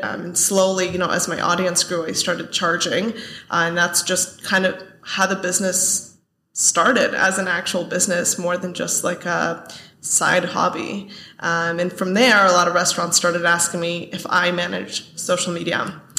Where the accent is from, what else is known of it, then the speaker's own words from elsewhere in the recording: Bay Area, California, United States; moved away as an adult; now in San Diego, United States; I grew up in the Bay Area.